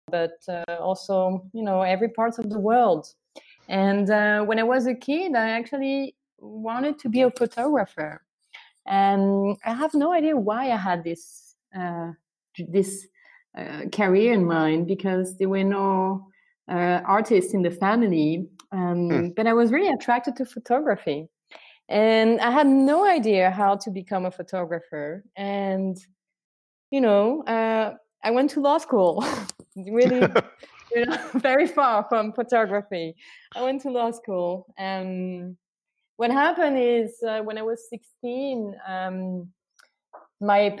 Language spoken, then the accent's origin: English; France; moved away as an adult; also born or lived in Canada; I come from France. I was born in France, and I've been living in Canada for the past 10 years